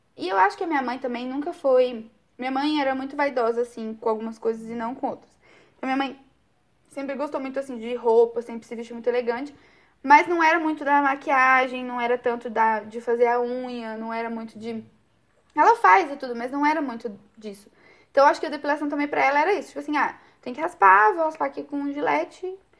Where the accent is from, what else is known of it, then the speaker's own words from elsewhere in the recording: Brazil; como boa brasileira